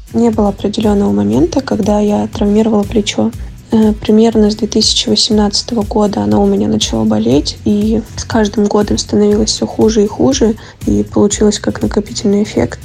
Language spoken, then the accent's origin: Russian; Volgograd, Volgograd Oblast, Russia; в моем родном городе